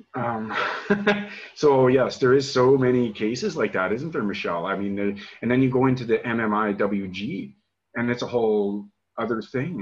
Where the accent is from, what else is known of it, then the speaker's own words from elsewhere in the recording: Regina, Saskatchewan, Canada; moved away as an adult; where I grew up in Regina, and uh, and why I left in 2002